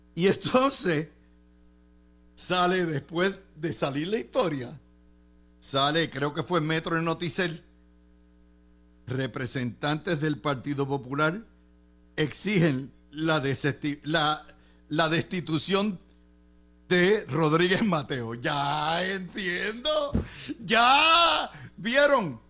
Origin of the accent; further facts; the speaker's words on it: Puerto Rico; Como contribuyente puertorriqueño